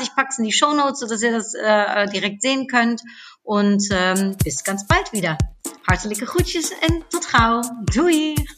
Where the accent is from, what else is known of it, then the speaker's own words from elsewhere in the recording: Netherlands; now in Germany; schönes Nachbarland, in äh, ja, meine Heimat